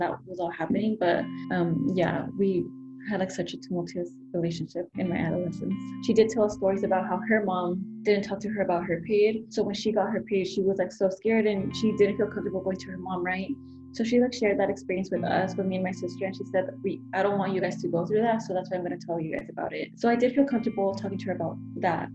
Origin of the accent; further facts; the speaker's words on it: California, United States; moved away as an adult; also born or lived in Mexico / Santa Ana, California; now in Chicago, United States; I was born in Mexico and I was brought to the U.S. when I was about 8 months old. So I was living in California for most of my life until I moved to Chicago to continue my studies